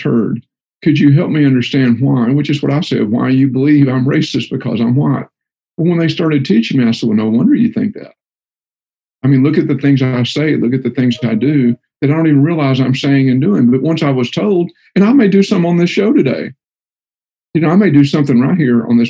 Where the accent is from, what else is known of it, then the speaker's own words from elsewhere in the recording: Texas, United States; I'm from Texas, and we call everybody guys, or guys and gals